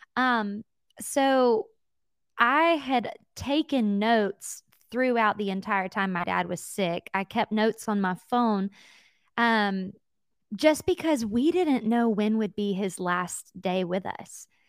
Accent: Jacksonville, Alabama, United States; also born or lived in Atlanta, Georgia / Mobile, Alabama; I am from Alabama, and I was born into an incredible family of faith

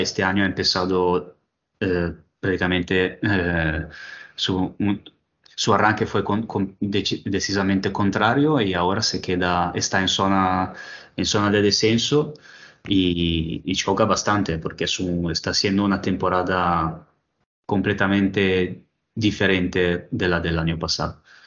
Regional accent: Italy; Spanish is a second language; en mi país

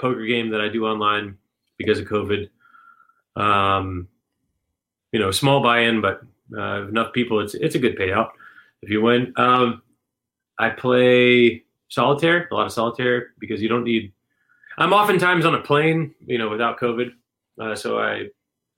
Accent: South Carolina, United States; I'm from South Carolina

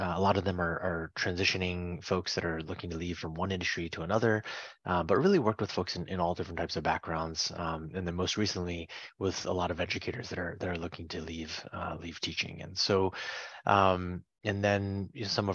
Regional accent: Fishkill, New York, United States; moved away as an adult; also born or lived in Pittsburgh, Pennsylvania; now in Washington, D.C., United States; I grew up in the Mid-Hudson Valley area in upstate New York, a few hours north of New York City.

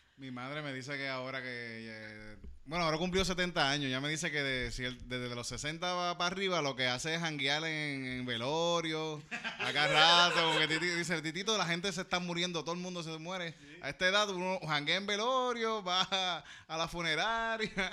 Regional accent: Yauco, Puerto Rico; yo digo que soy de Yauco

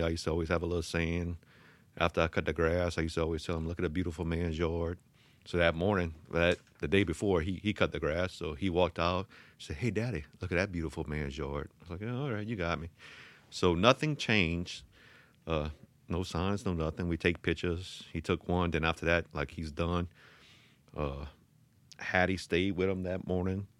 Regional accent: Thibodaux, Louisiana, United States; I grew up, uh, in Thibodeau off of Tiger Drive

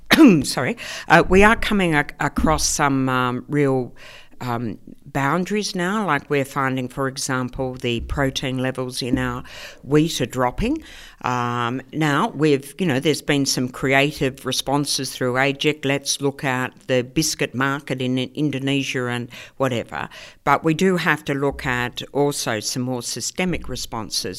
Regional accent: Melbourne, Victoria, Australia; moved away as an adult; I came from Melbourne originally from a, you know, uh, working class housing commission suburb in Melbourne, and I came over here when I was, um, eighteen

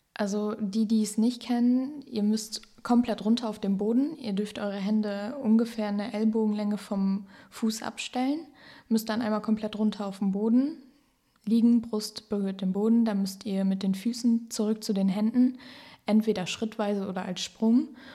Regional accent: near Osnabrück, Lower Saxony, Germany; ich komme auch aus der Nähe von Osnabrück

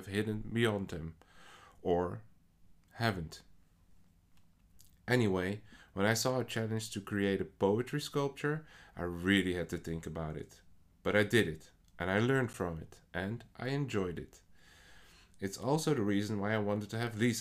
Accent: Netherlands; English is a second language; I personally mostly write poetry in what is not my first language. I am Dutch

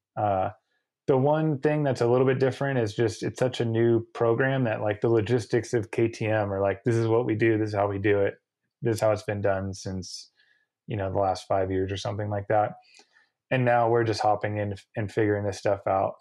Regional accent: United States; I'm contracted as an American racer to do American races

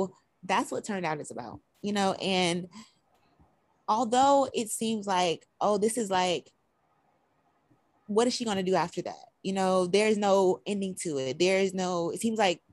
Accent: Albany, Georgia, United States; also born or lived in West Palm Beach, Florida; Originally, I was raised in Albany, Georgia, but I was born in West Palm Beach, Florida

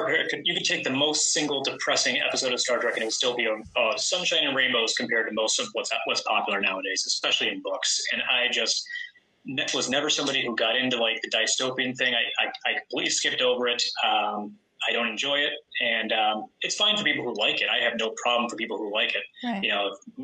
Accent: East Coast, United States; moved away; I grew up on the East Coast

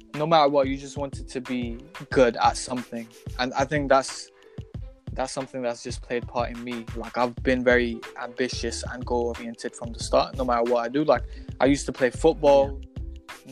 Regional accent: Glasgow, Scotland, United Kingdom; because we were just some kids growing up in Glasgow

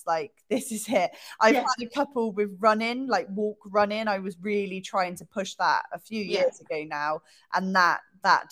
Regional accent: Bristol, South West England, United Kingdom; I'm from Bristol

